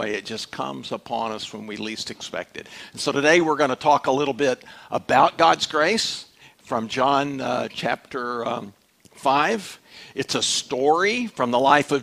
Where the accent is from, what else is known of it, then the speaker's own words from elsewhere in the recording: Dallas, Texas, United States; I was raised in Dallas